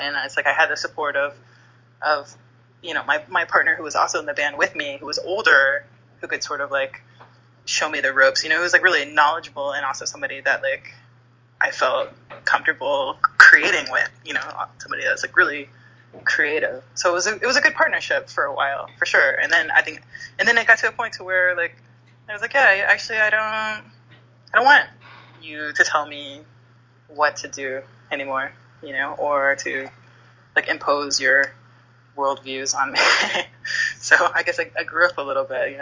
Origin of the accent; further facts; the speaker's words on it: Texas, United States; now in Los Angeles, United States; I grew up in Texas